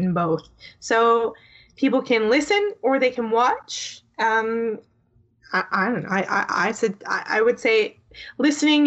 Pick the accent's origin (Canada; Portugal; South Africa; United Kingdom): Canada; I'm Canadian